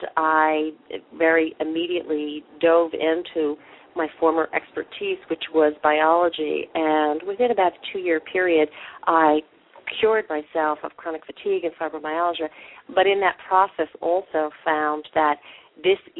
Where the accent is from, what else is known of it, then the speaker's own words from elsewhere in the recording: United States; moved away as an adult; also born or lived in Manhattan, New York / St. Louis, Missouri / Upstate New York; I was born originally in New York, New York, in Manhattan, but I was raised in St. Louis and then upstate New York